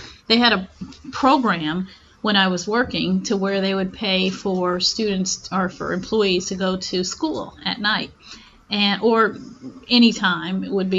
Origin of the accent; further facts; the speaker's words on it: Memphis, Tennessee, United States; born there; now in Houston, United States; And I am from Memphis, Tennessee.